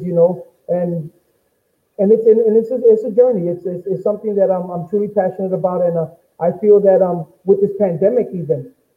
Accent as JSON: {"language": "English", "town": "Chicago", "region": "Illinois", "country": "United States", "tie": "born or raised there", "said": "I'm born and raised in Chicago, at Homo Park"}